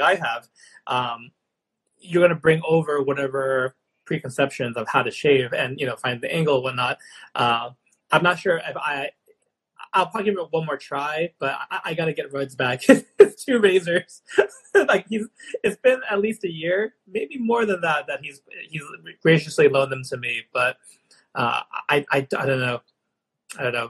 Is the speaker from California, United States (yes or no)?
no; Long Island, New York, United States; when I grew up in Long Island, New York